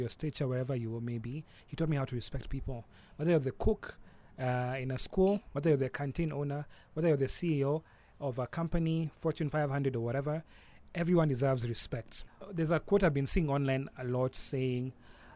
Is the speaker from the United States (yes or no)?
no; Nairobi, Kenya; I was born and brought up in Nairobi